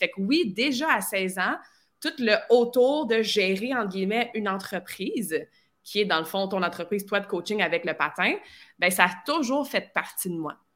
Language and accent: French; near Vaudreuil, Quebec, Canada; also born or lived in Sherbrooke / Australia; je viens de la région de Lissède, qui est un petit, un petit village proche de Vaudreuil, dans ce coin-là.